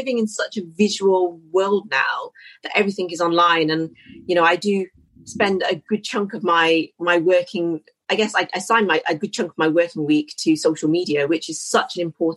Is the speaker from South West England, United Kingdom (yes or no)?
no; Birmingham, West Midlands, United Kingdom; moved away as an adult; now in London, United Kingdom; I'm not from London. I'm from Birmingham, but currently living in London since I graduated